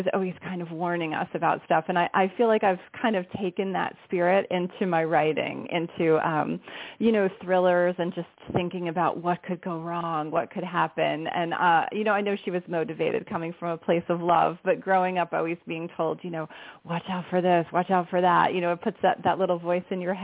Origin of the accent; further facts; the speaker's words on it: Somerset County, New Jersey, United States; I grew up in New Jersey in a very quiet suburb in Somerset County